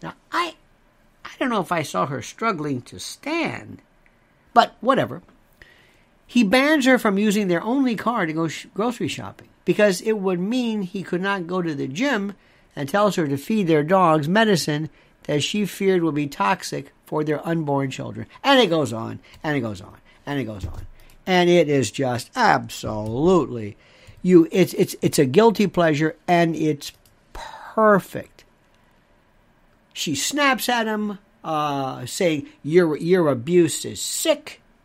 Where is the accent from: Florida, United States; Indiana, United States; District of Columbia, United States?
Florida, United States; Tampa; And growing up in Tampa